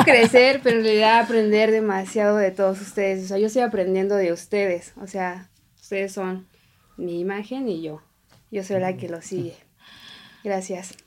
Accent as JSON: {"language": "Spanish", "region": "Oaxaca", "country": "Mexico", "moved": "yes", "lives_now": "Mexico City, Mexico", "said": "yo soy de Oaxaca"}